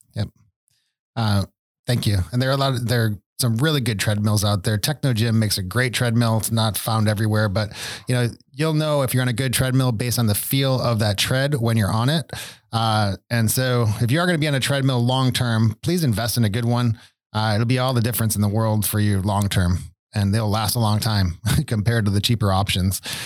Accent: Buffalo, New York, United States; moved away; I grew up in Buffalo

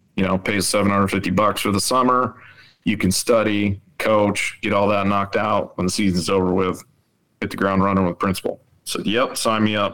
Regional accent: Rapid City, South Dakota, United States; moved away as an adult; I grew up in Rapid City

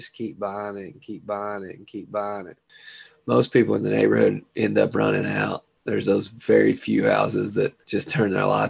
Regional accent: Chicago, Illinois, United States; Man, you know where I be. I'll be holding it down here in the 606. One of us has got to.

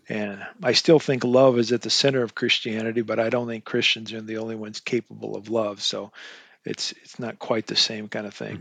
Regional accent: Eastern Washington State, United States; I grew up in Eastern Washington State. I was a farm boy

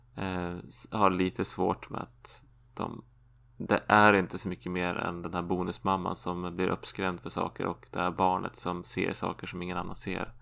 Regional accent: Sweden; jag som svensk

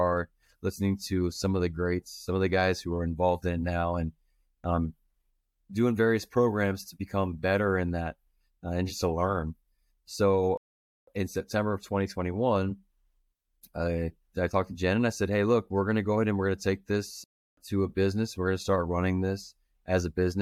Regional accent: Manassas, Virginia, United States; moved away as an adult; now in Browntown, United States; I'm originally from Manassas, but I met my wife and she brought me out to good old Browntown, Virginia.

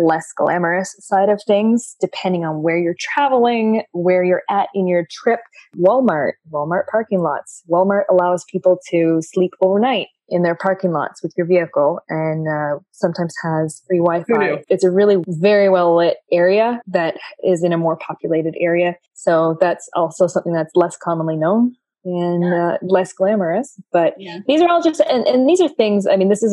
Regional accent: Canada; me being a Canadian citizen

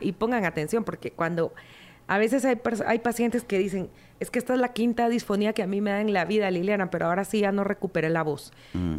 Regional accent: Guatemala; nosotros como guatemaltecos

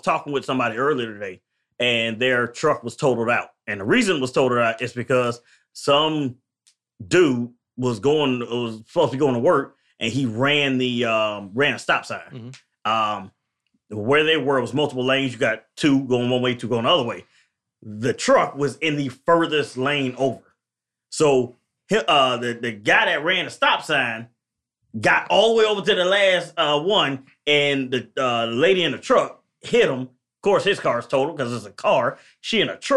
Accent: Tampa, Florida, United States; I'm from Tampa

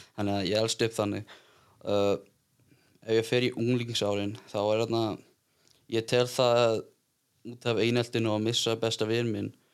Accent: Iceland; ég er bara hérna úr bænum ég eldst upp frekar svona eðlilega

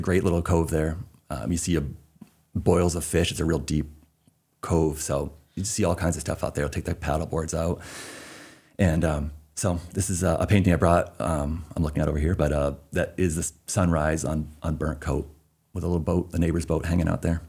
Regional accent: Concord, New Hampshire, United States; moved away as an adult; also born or lived in North Shore, Massachusetts / Seattle area; now in South Portland, United States; Born in New Hampshire, the only one in my family actually born in New Hampshire. Everybody else is uh, Massachusetts. So we grew up in the formative years in North Shore, Massachusetts, Beverly, Danvers, kind of near Salem. And then um, moved up to Concord, New Hampshire

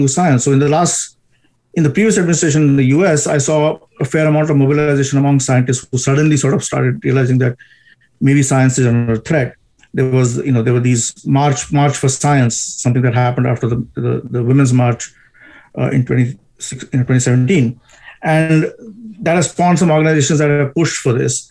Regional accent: India; I am from India

